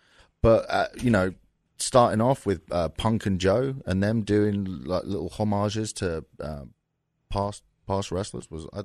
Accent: London, United Kingdom; moved away; I'm from London.

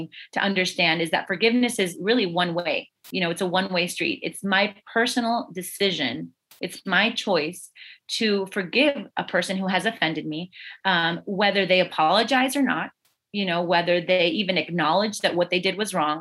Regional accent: South Florida, United States; I was born and raised in South Florida. Only lived here.

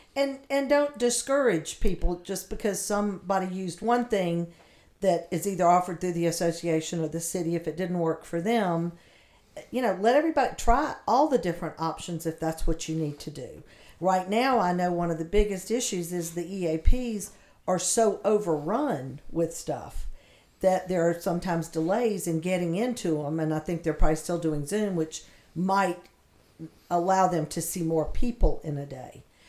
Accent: the South, United States; accent: southern; my southern accent

